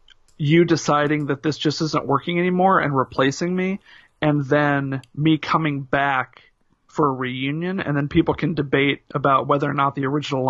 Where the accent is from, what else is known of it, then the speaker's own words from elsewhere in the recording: Indianapolis, Indiana, United States; hosted by … …, two grown-up hardcore punks, longtime journalists, and longtime friends born and bred in Indianapolis, Indiana.